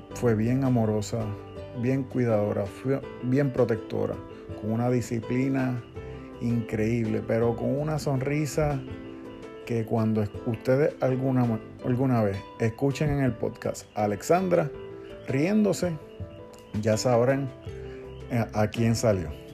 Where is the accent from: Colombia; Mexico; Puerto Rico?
Puerto Rico; Humacao queda en el este de nuestra isla